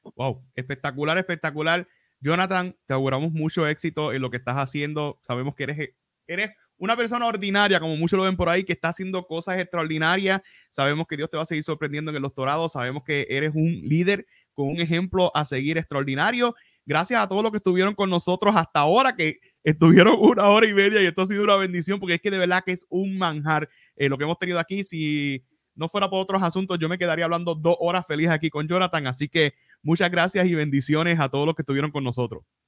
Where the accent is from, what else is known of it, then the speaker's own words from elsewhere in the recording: San Germán, Puerto Rico; yo soy aquí de San Germán, somos del oeste